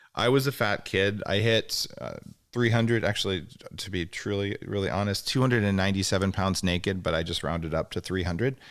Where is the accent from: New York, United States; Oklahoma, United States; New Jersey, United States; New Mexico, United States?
New Mexico, United States; Albuquerque; moved away; I am from New Mexico